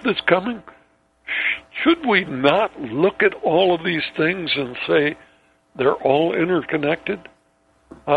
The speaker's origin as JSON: {"language": "English", "town": "Ellensburg", "region": "Washington", "country": "United States", "tie": "born or raised there", "said": "my hometown, Ellensburg, Washington"}